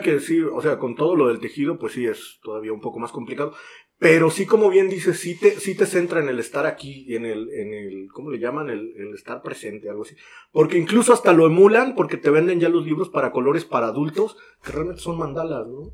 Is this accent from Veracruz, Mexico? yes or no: yes; Veracruz, Mexico; yo, que soy aquí de Veracruz